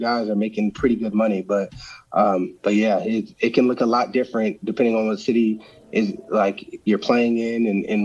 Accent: Arizona, United States; I get to play home in my hometown.

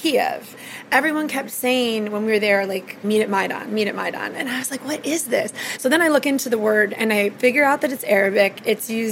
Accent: small Ohio town, United States; now in Washington, D.C., United States; There were three stoplights in my hometown

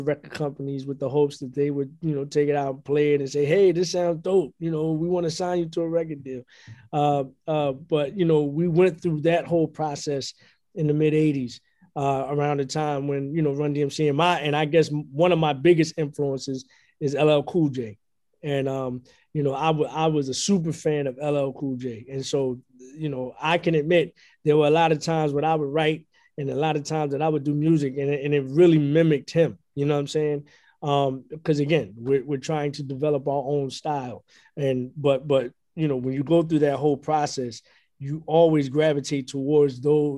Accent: Philadelphia, Pennsylvania, United States; I grew up in Philadelphia

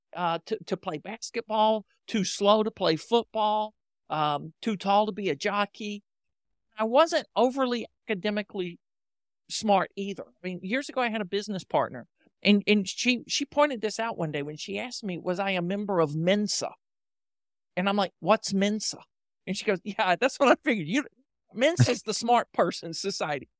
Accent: the South, United States; I grew up in the South and I was taught to say please and thank you as part of good manners.

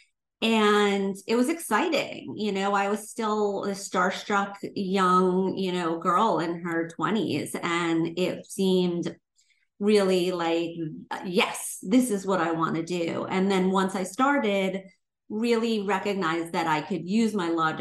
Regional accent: Long Island, New York, United States; moved away as an adult; now in Los Angeles, United States; coming from New York, growing up on Long Island

